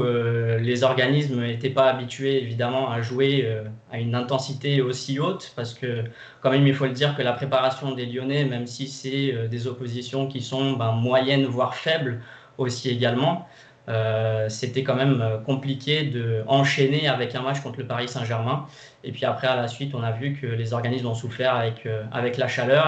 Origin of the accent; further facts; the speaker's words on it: Brazil; je suis brésilien